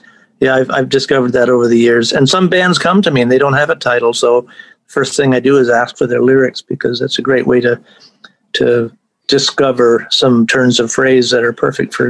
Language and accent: English; Cornwall, Ontario, Canada; also born or lived in St. Catharines / England / Toronto / New York; now in Indiana, United States; I'm actually from Cornwall, and then I moved down to St. Catharines for 3 years, and then we moved to England during those magic 5 years from 64 to 69. And then Toronto, then New York for 2 years, and LA for 16 years